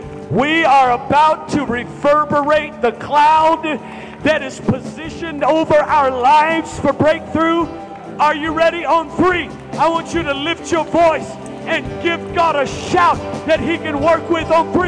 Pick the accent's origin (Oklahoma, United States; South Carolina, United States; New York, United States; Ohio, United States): Oklahoma, United States; Norman; I am a card-carrying member of the Choctaw Indian tribe. I was raised in Norman, Oklahoma.